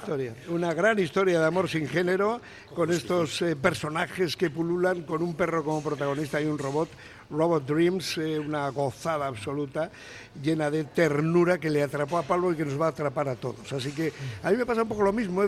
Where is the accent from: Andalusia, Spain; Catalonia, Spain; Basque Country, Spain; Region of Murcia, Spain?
Basque Country, Spain; Bilbao; los de Bilbao nacemos donde queremos